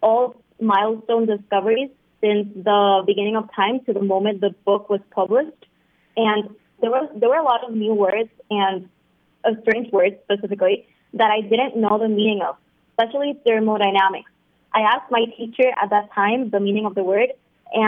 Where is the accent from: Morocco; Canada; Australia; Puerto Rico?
Puerto Rico; I'm 17, and I'm from Puerto Rico.